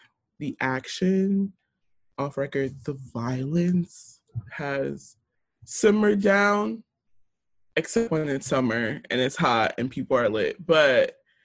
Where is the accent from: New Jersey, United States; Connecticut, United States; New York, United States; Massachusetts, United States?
New Jersey, United States; Jersey City; born or raised there